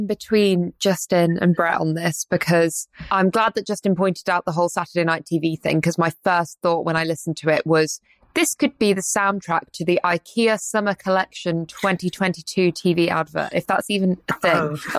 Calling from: Edinburgh, Scotland, United Kingdom; I'm glad that I'm dialing in from Edinburgh to talk about this

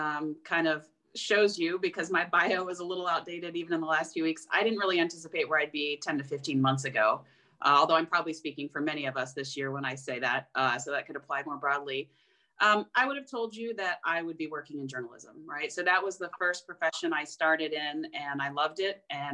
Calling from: Budapest, Hungary; I am actually joining from Budapest, Hungary.

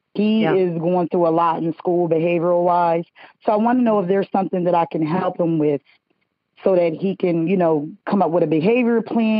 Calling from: Delaware, United States; I am calling from Delaware.

